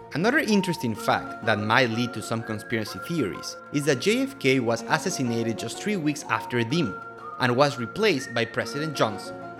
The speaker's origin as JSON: {"language": "English", "town": "Quito", "region": "Pichincha", "country": "Ecuador", "said": "I'm from Quito, Ecuador."}